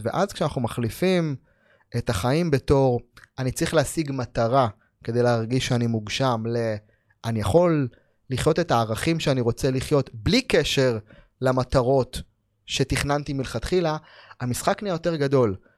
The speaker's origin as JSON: {"language": "Hebrew", "town": "Ma'alot-Tarshiha", "region": "Northern District", "country": "Israel", "tie": "born or raised there", "said": "גדלתי במעלות"}